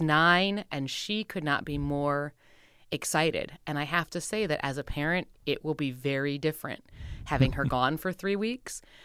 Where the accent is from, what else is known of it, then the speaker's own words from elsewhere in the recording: Wisconsin, United States; moved away; I'm from Wisconsin originally